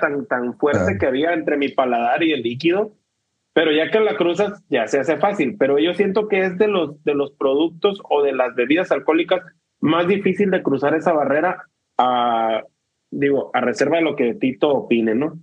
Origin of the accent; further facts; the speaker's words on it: Mexico; somos mexicanos